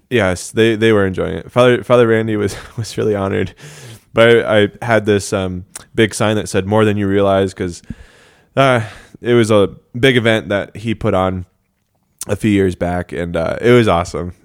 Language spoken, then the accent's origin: English; Denver, Colorado, United States; I hail from Denver, Colorado